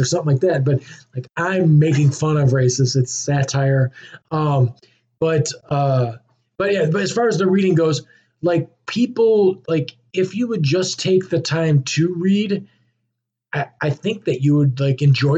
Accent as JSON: {"language": "English", "country": "United States"}